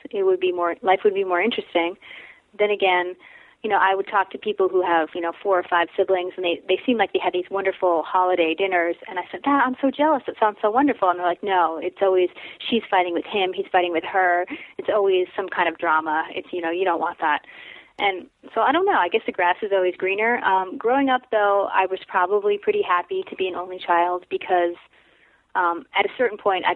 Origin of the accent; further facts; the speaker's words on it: Madison, New Jersey, United States; moved away as an adult; also born or lived in New York City / Iowa; I grew up there, but I can't go back. So that's where I'm from